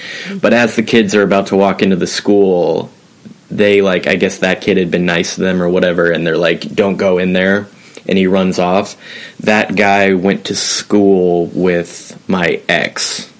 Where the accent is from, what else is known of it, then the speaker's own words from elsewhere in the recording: Portland, Oregon, United States; I don't know why I'm just now getting comfortable with sharing where I'm from, but I'm from Portland, Oregon.